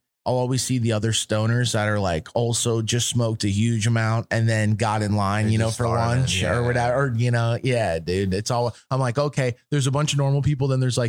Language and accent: English; Florida, United States; coming from out of town, I'm from Florida, man. We get the best seafood in Florida.